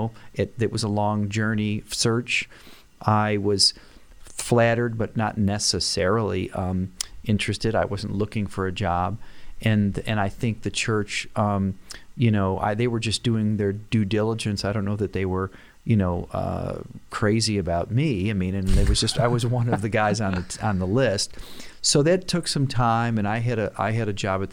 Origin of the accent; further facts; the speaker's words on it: Rochester, New York, United States; moved away as an adult; also born or lived in Dallas, Texas; I grew up in Rochester in West Irondequoit, not in Penfield